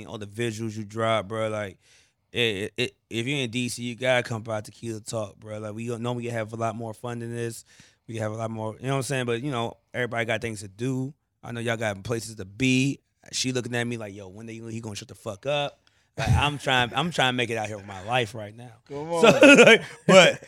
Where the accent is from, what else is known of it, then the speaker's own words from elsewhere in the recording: Baltimore, Maryland, United States; I'm a Maryland nigga, but yeah, I'm a Baltimore nigga